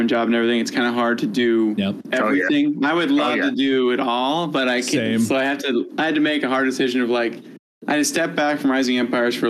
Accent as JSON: {"language": "English", "region": "New England", "country": "United States", "tie": "born or raised there", "said": "I'm born in New England"}